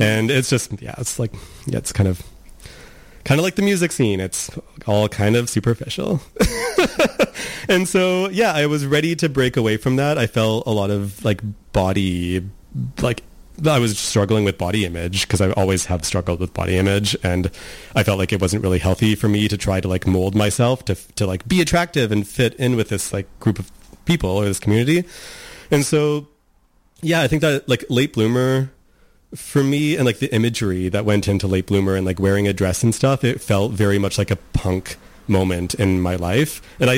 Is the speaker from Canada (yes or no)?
yes; Nanaimo, British Columbia, Canada; Like, I didn't really have any like gay role models growing up in Nanaimo at that time.